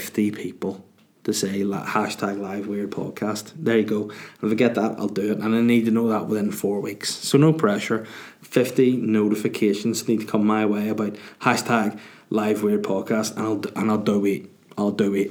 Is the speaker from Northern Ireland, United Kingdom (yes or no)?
yes; Northern Ireland, United Kingdom; as a Northern Irish person, or if you want to be controversial, we're Irish, we live in the north of Ireland